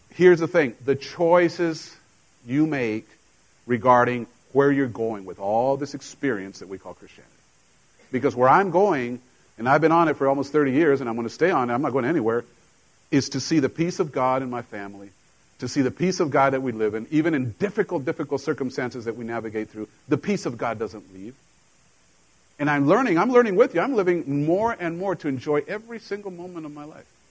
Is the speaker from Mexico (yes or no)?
yes; Mexico; now in United States; I grew up in Mexico with a Mexican mom, and when I came to the States, you know, there were things that I was completely foreign to the culture because I didn't grow up here.